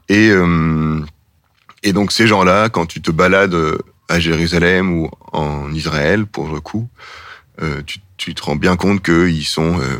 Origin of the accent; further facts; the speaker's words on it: Belgium; Et puis, moi, je me dis juste, ah ben tiens, en fait, je suis belge.